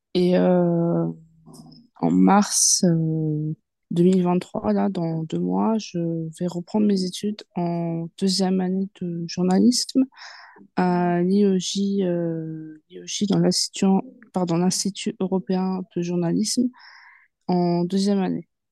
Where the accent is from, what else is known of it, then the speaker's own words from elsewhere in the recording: Seine-Saint-Denis, Île-de-France, France; also born or lived in Yvelines (78); je suis née, euh, dans 78 et euh, j'ai grandi, euh, enfin j'ai fait une partie de mon enfance en 78 et quand j'ai commencé à devenir, une petite, une petite fille, ben, j'ai grandi dans le 93 et j'ai toujours été dans 93